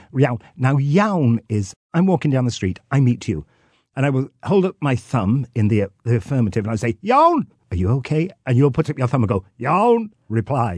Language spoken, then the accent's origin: English; North Wales, United Kingdom; I'm from North Wales